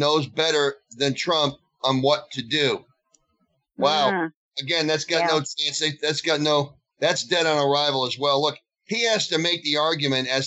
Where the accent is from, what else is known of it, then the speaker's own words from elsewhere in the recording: United States; I'm an American